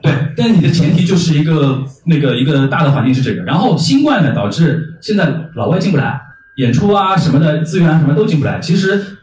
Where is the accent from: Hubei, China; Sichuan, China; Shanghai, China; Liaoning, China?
Shanghai, China; 我们上海话